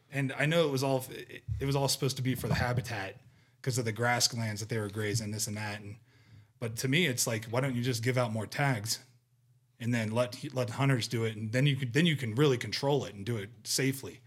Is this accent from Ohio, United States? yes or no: yes; Ohio, United States; moved away; I grew up with whitetail in Ohio